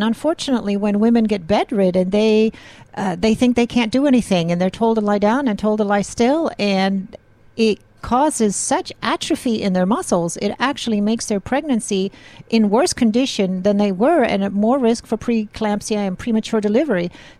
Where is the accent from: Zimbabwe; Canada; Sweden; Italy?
Sweden; English is a second language; I'm Swedish, yes. I don't know where my accent is from. I've been around the world.